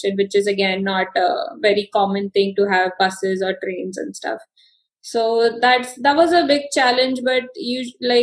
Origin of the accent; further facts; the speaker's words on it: Mumbai, Maharashtra, India; moved away; we're all from Mumbai and it's just we have our own slang and language